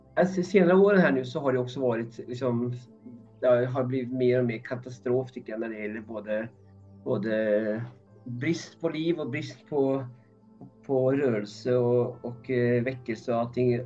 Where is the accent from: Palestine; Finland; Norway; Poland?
Norway; Swedish is a second language; moved away as an adult; also born or lived in Uppsala, Sweden; now in Stockholm, Sweden; är ursprungligen från Norge. Jag flyttade hit 1987 eh, när jag var 19 år gammal.